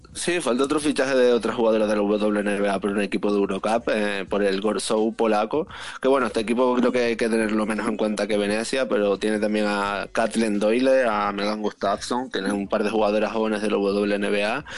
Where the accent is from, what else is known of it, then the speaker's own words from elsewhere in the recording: Canary Islands, Spain; soy canario